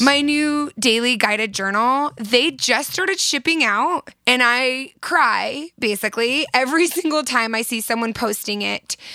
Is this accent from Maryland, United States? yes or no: no; Southern California, United States; now in Utah, United States; I'm from Southern California and I moved to Utah